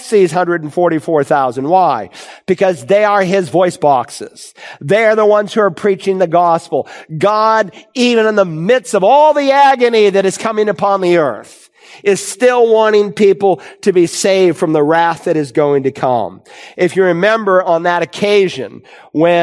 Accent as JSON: {"language": "English", "town": "Worcester", "region": "Massachusetts", "country": "United States", "tie": "born or raised there", "moved": "as an adult", "said": "I grew up in Worcester, Massachusetts, and I left home to become a campus pastor in 1978"}